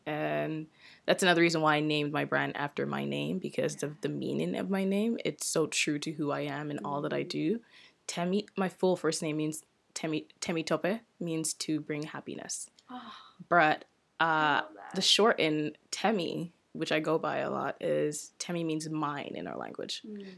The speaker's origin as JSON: {"language": "English", "area": "DC", "region": "Maryland area", "country": "United States", "tie": "born or raised there", "also_born_or_lived": "Nigeria", "moved": "as an adult", "lives_now": "Toronto, Canada", "said": "I grew up in DC, Maryland area, but I'm Nigerian. Oh, wow. I was actually born in Nigeria and moved to DC, Maryland around almost 20 years ago. Then wow. I've been in Toronto for about 10 years now."}